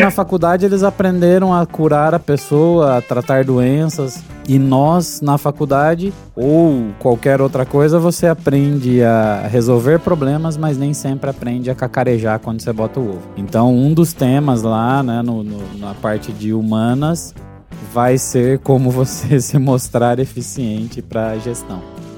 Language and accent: Portuguese; Paraná, Brazil; Eu não sou de Curitiba, mas como eu nasci no Paraná